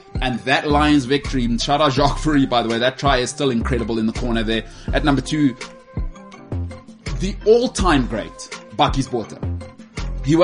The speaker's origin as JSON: {"language": "English", "country": "South Africa", "also_born_or_lived": "Johannesburg", "said": "as a South African"}